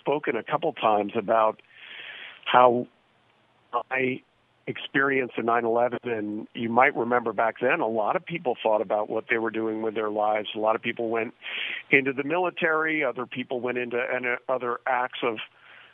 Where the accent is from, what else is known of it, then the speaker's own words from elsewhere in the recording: New Jersey, United States; now in Los Angeles County, United States; I grew up in New Jersey